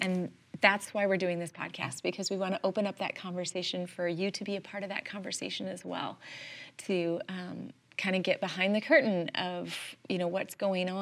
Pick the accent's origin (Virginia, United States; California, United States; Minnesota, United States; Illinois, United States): California, United States; Southern; moved away as an adult; also born or lived in Iowa / Arizona; now in Michigan, United States; We grew up in Southern California, but I left at 23 and moved to Iowa